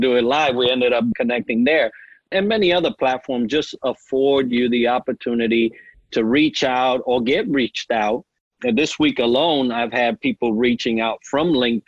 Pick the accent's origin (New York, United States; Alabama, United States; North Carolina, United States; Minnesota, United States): New York, United States; accent: New York; moved away; I may still have a New York accent, right? You could probably say, oh, that guy's from New York somewhere up north. And I don't think I ever lost